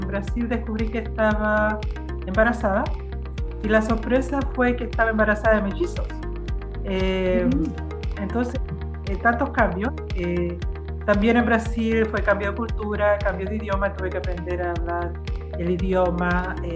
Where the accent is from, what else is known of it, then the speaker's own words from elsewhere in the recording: Chile; also born or lived in Brazil; now in Canada; yo nací en Chile, eh, nos vinimos a dar la familia y llegamos aquí, aquí a la escuela a estudiar